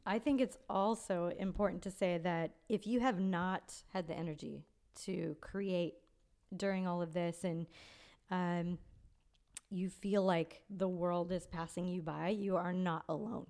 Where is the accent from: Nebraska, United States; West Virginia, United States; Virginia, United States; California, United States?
California, United States; Victorville; I grew up in Victorville, which is the desert in middle of nowhere